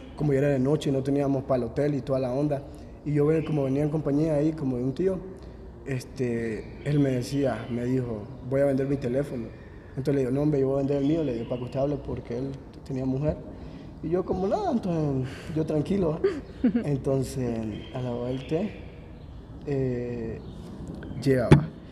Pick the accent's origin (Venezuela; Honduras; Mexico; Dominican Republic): Honduras; moved away; De Honduras